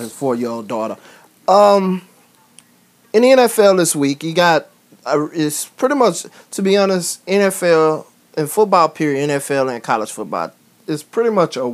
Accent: Houston, Texas, United States; I am from Houston

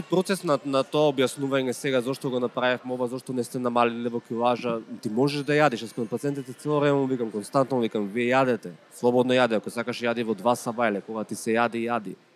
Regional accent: North Macedonia; кај нас во Македонија

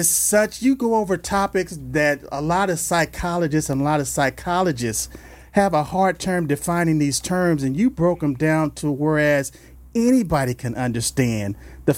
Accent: Los Angeles, California, United States; I grew up in South Central L.A.

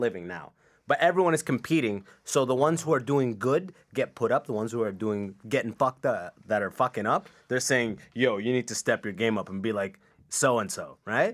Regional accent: Canada; also born or lived in Sudan; I came to Canada when I was six from Sudan, and I spent probably twenty years in a small town

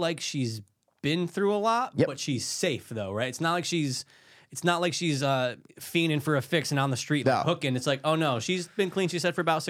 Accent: Midwest, United States; I'm from the Midwest.

